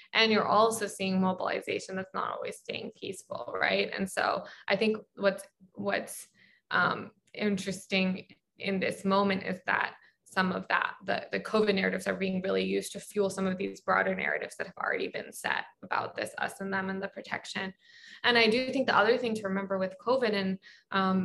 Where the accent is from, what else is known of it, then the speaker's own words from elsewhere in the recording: Baltimore, Maryland, United States; I'm from Baltimore